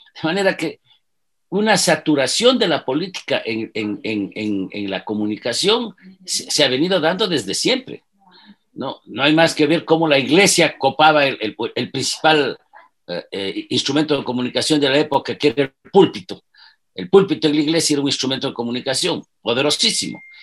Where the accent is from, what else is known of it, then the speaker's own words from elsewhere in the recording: Ibarra, Imbabura, Ecuador; Yo soy un chagra Nací en Ibarra, tengo 70 años.